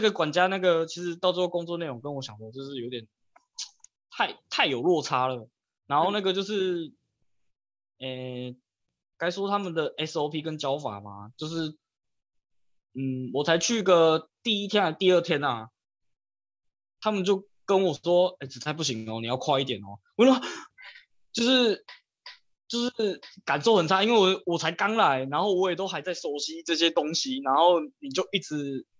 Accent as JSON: {"language": "Chinese", "region": "Tainan", "country": "Taiwan", "said": "他问我是从哪里来的，就是他可能不知道我是从哪里来的，我就跟他说我是从台南来的"}